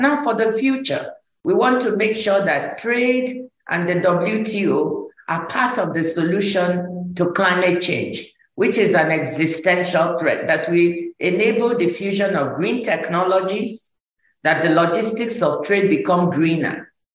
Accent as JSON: {"language": "English", "country": "Nigeria", "tie": "born or raised there", "said": "when I was growing up in Nigeria, I grew up in first in the village with my grandmother."}